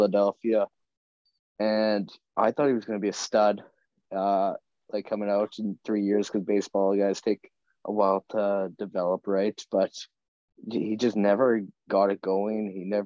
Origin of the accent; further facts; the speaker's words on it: Saskatoon, Saskatchewan, Canada; we're all from Saskatoon. We all know the Blades